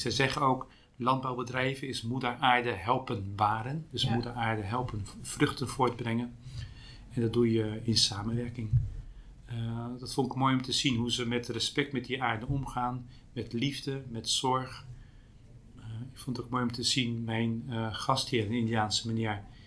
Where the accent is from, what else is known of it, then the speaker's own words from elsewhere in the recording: Pijnacker, South Holland, Netherlands; Ik kom zelf uit Pijnakker, bij Delft